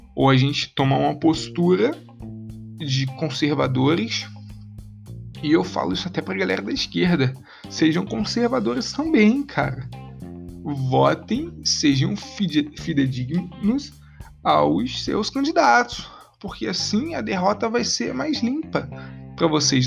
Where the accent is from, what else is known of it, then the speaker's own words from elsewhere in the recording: interior of Rio de Janeiro state, Brazil; eu me coloco como carioca tá não sou da capital eu sou do interior